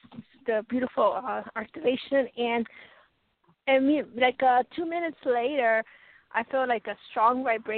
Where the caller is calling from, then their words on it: Colorado, United States; It's …, Colorado.